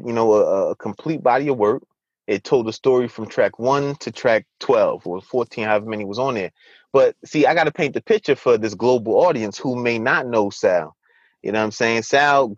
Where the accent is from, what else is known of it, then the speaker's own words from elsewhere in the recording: Orange, New Jersey, United States; I'm from Orange.